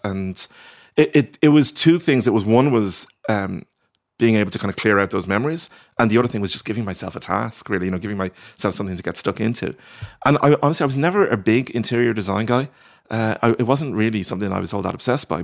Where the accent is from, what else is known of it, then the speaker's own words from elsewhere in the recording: Ireland; also born or lived in Norwich, England; it was quite nice being Irish there